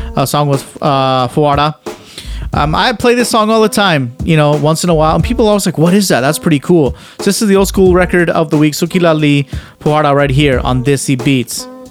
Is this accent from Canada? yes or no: yes; Canada; I'm Canadian, we sing "Oh Canada," and I'm proud to sing "Oh Canada." I'm born and raised in this country